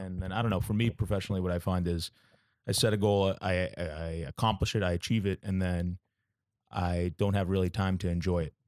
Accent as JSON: {"language": "English", "town": "Boston", "region": "Massachusetts", "country": "United States", "tie": "born or raised there", "also_born_or_lived": "New York", "moved": "yes", "said": "I, uh, was born and raised in Boston, Massachusetts"}